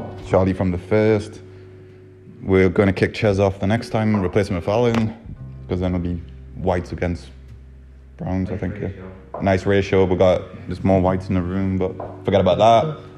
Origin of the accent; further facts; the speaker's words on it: Newcastle upon Tyne, North East England, United Kingdom; I might be brown. And I'm Geordie